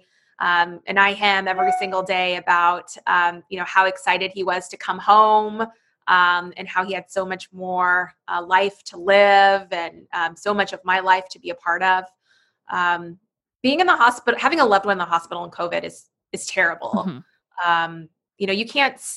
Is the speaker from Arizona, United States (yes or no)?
yes; Phoenix, Arizona, United States; moved away as an adult; I grew up in Arizona